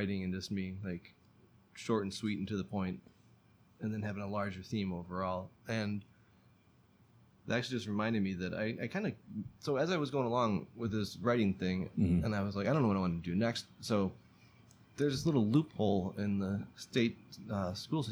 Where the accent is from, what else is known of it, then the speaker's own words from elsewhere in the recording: Palmyra, New York, United States; From a small town called Palmyra, outside Rochester, New York